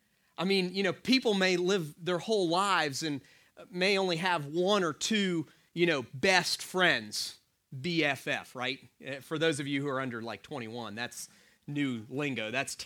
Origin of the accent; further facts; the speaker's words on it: Dunedin, Florida, United States; born there; also born or lived in Atlanta, United States; I was born in 1973 in Dunedin, Florida.